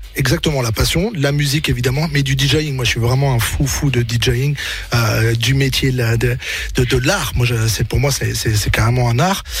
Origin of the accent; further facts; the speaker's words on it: Rennes, Brittany, France; moved away; moi, j'étais de Rennes